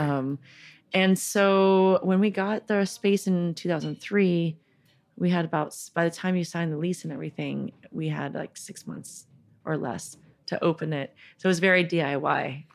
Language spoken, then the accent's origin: English; Northern California, United States; also born or lived in San Francisco; I was born in San Francisco, bor-, uh, grew up in Northern California